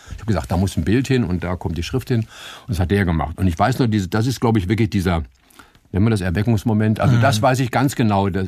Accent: Berlin, Germany; ich bin ja in, in Charlottenburg zur Schule gegangen auf dem musischen Gymnasium

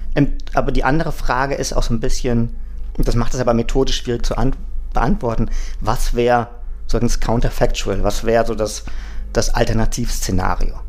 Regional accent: Germany; also born or lived in Mexico; now in Berlin, Germany; Ich bin ja, gut, als Deutscher in Berlin kein Migrant

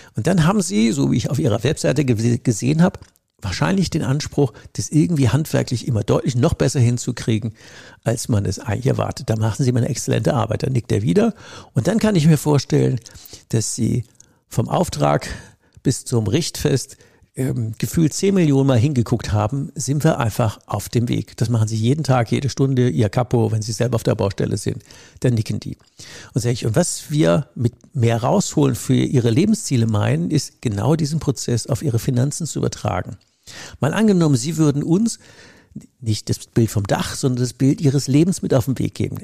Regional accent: Rhineland-Palatinate, Germany; in der Pfalz, wo ich herkomme, in der Südpfalz

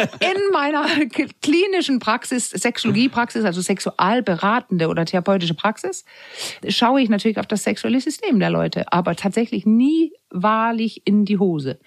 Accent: Denmark; moved away; Weil ich bin ja Dänin und bin in der Zeit groß geworden

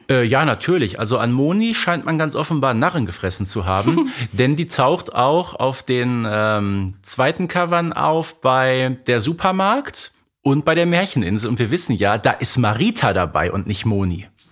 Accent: Herten, North Rhine-Westphalia, Germany; bei uns im Ruhrgebiet sagt man Glück auf

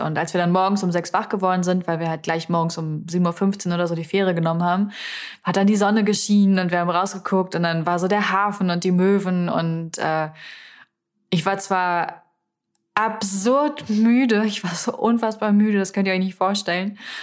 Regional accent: Salzwedel, Saxony-Anhalt, Germany; moved away; Salzwedel, also meine Heimatstadt

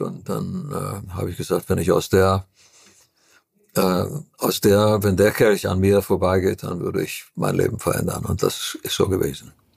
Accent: Transylvania, Romania; Ich komme aus Transylvanien, wo es eine ganz exquisite Küche gibt

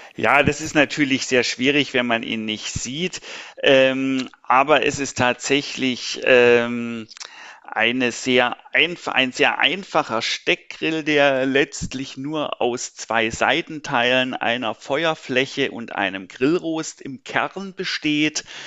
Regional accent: Stuttgart, Baden-Württemberg, Germany; moved away as an adult; also born or lived in Berlin / Pforzheim; now in Karlsruhe, Germany; Ich bin gebürtiger Berliner, bin aber in Stuttgart quasi aufgewachsen und sozialisiert worden

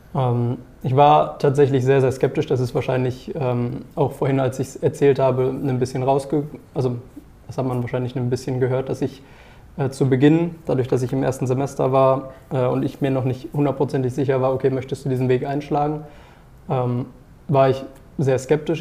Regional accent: near Paderborn, North Rhine-Westphalia, Germany; moved away as an adult; now in Heide, Germany; ich auch eine Zusage für Wirtschaftspsychologie, ähm, quasi in der Nähe von Paderborn

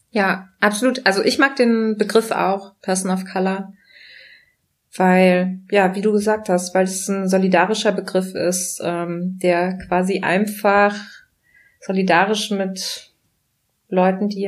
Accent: Germany; ich habe die deutsche Staatsbürgerschaft, ich bin hier aufgewachsen, ich bin hier sozialisiert

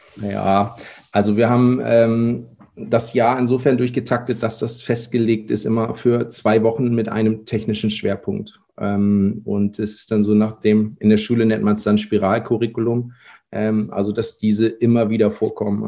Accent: North Rhine-Westphalia, Germany; moved away as an adult; now in Kiel, Germany; komme gebürtig aus Nordrhein-Westfalen. Bin da groß geworden

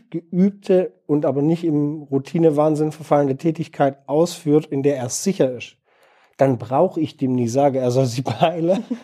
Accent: Heilbronn, Baden-Württemberg, Germany; now in Bielefeld, Germany; Äh, Heilbronn.

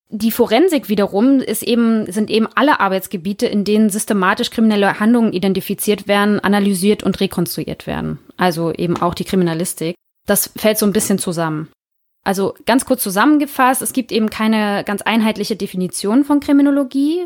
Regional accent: Northern Germany, Germany; also born or lived in Hamburg; wie wir hier bei uns im Norden sagen

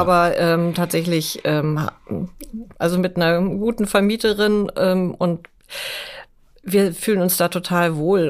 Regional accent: Hamburg, Germany; meine Heimat ist Hamburg

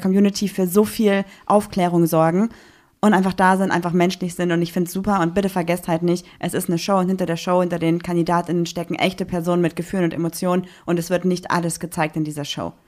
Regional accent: Düsseldorf, North Rhine-Westphalia, Germany; als Düsseldorferin.

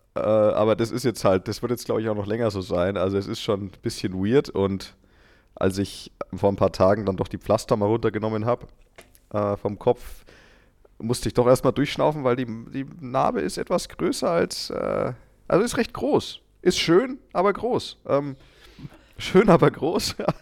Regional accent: Franconia, Bavaria, Germany; accent: Franconian; now in Munich, Germany; aus meiner Heimat Good Old Franken, kann ich da mal auch was erzählen. Da war ich irgendwann mal auf so einem Volksfest und da war ich schon ein paar Jahre in München und ich hatte ja nie diesen krassen fränkischen Akzent

